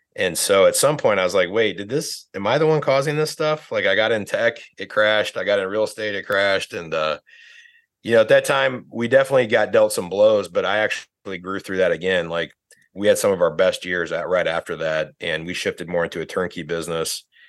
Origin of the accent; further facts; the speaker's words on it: northern Indiana, United States; I grew up in Indiana, northern Indiana